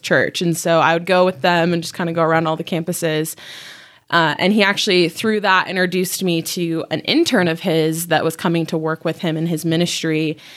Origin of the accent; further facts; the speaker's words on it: Utah, United States; I was born and raised in Utah. I've been here my whole life, um, but my family is not from here.